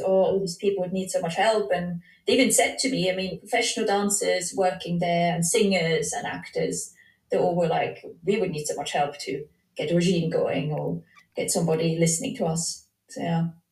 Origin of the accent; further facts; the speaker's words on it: Switzerland; I'm from Switzerland